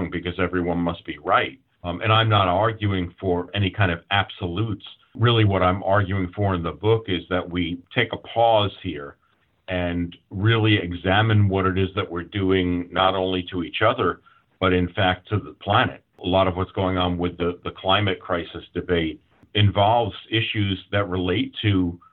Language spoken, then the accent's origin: English; New York City, New York, United States; I was raised a Jew in the Bronx